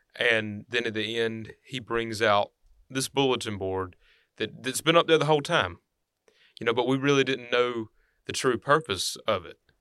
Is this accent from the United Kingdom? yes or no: no; Henry County, Alabama, United States; I'm from Henry County